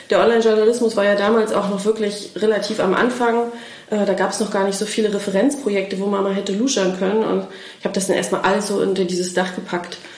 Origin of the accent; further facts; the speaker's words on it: Mecklenburg-Vorpommern, Germany; sind äh, zwischenzeitlich dann wieder nach Schwerin zurückgezogen, weil Familiengründung anstand und ich bin Mecklenburgerin